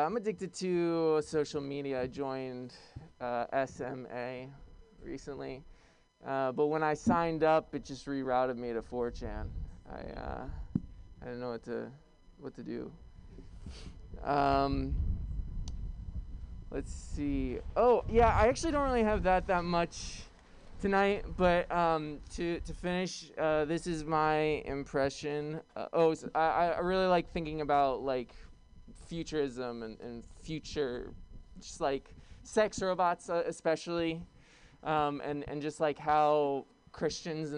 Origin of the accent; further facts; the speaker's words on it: New York City, New York, United States; I'm from Brooklyn